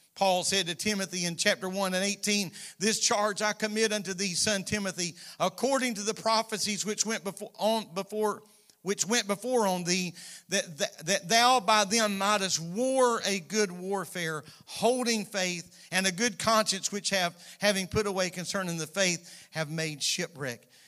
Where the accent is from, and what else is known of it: United States